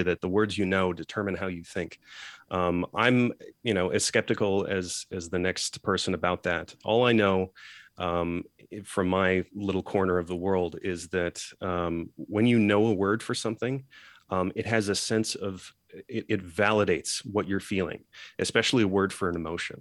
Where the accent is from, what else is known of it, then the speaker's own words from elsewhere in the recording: Geneva, Switzerland; I grew up in Geneva, Switzerland, surrounded by 100-odd nationalities around me at an international school.